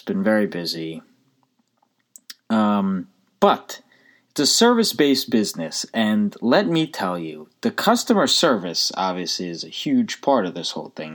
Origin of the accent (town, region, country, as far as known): United States